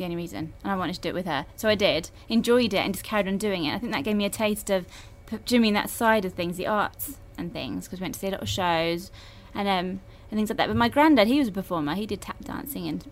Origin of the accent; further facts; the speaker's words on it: London, United Kingdom; I'm a Londoner, Ealing, born and bred